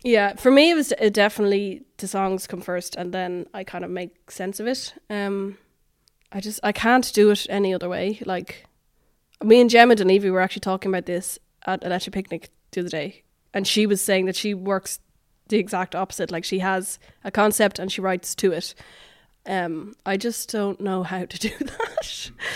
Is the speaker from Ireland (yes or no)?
yes; Dublin, Leinster, Ireland; born or raised there; moved away as an adult; also born or lived in New York